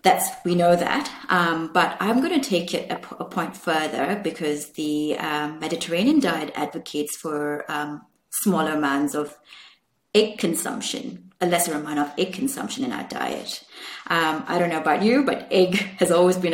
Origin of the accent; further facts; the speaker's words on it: Malaysia; I grew up in Malaysia